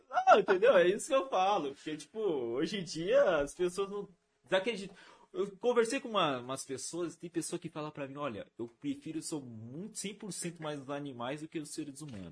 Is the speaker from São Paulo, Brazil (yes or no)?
yes; Rio Grande da Serra, São Paulo, Brazil; eu sou de Rio Grande da Serra